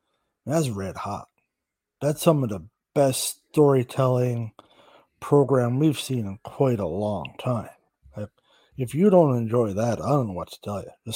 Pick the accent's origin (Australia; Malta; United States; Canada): Canada; I'm Canadian